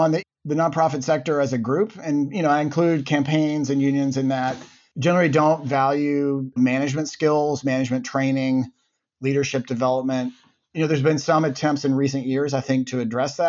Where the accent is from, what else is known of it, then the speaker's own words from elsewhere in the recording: Birmingham, Alabama, United States; moved away as an adult; also born or lived in Cambridge, Massachusetts; I grew up in Birmingham, Alabama.